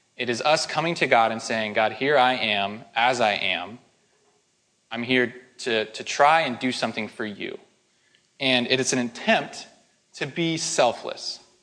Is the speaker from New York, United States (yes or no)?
no; Spokane, Washington, United States; moved away; I'm from Spokane